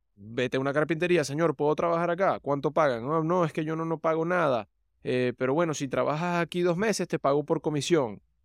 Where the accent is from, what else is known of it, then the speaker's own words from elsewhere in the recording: Venezuela; moved away; De Venezuela